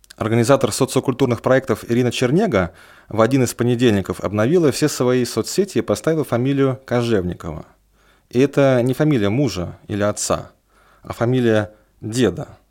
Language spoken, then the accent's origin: Russian; Yartsevo, Smolensk Oblast, Russia; now in Smolensk, Russia; Половину я прожил в Ярцеве, а половину в Смоленске. И вот вроде бы полжизни провел в Смоленске